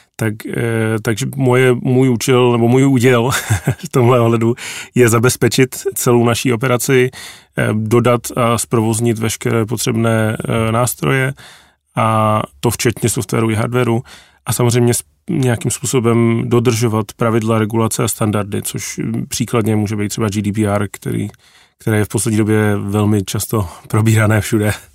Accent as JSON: {"language": "Czech", "area": "a village outside Prague", "region": "Central Bohemian Region", "country": "Czechia", "tie": "born or raised there", "said": "já jsem vyrůstal na vesnici za Prahou"}